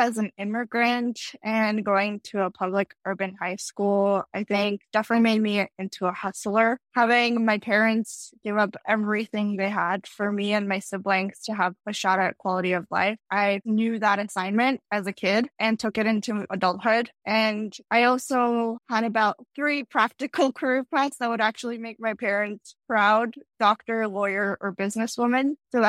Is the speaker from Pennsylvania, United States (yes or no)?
yes; Philadelphia, Pennsylvania, United States; also born or lived in Tashkent, Uzbekistan; I grew up in the capital of Uzbekistan, Tashkent, and I moved to Philly when I was 7. So I spent the rest of my childhood in Philadelphia, Pennsylvania.